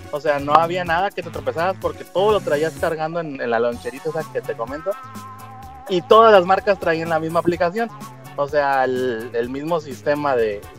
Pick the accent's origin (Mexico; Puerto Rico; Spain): Mexico; Somos de México.